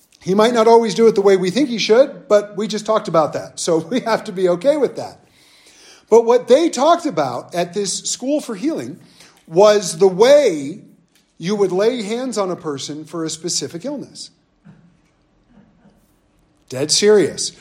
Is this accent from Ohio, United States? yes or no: no; Southern California, United States; moved away as an adult; also born or lived in North Dakota; I grew up in Southern California